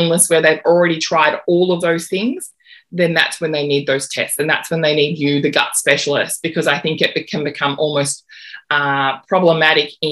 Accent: Australia; as an Australian naturopath

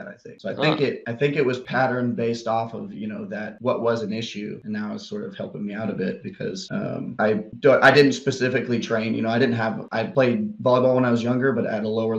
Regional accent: Kansas City, United States; moved away; also born or lived in Texas; I grew up in Kansas City

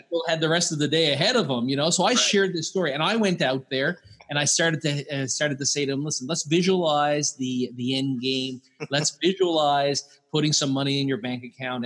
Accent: Newfoundland and Labrador, Canada; I'm from Newfoundland, Canada

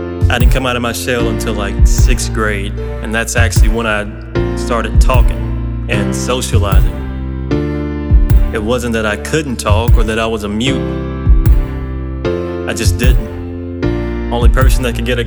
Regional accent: Hillsboro, Alabama, United States; I was born in Hillsboro, Alabama. Country boy

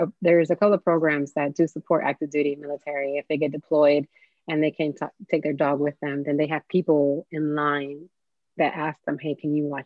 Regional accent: Miami, Florida, United States; I grew up in Miami

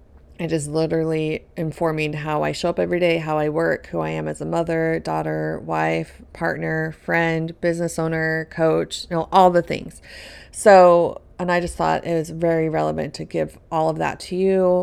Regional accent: Colorado, United States; I grew up in Colorado, in a home with eight people total. There's six kids. I was number four.

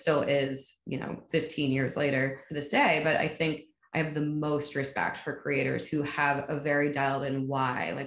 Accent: New York City, New York, United States; I'm from New York City. I came out when I was 11

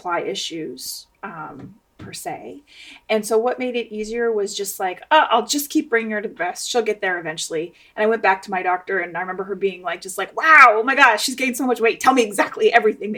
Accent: Canada; also born or lived in West Coast, United States; now in United States; I grew up in Canada.

